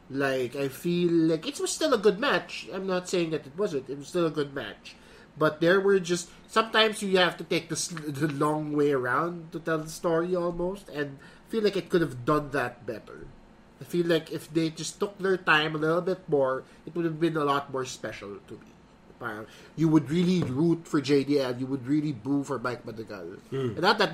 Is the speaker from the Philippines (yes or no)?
yes; Philippines; but we're Filipino, you know, we both work out and take selfies.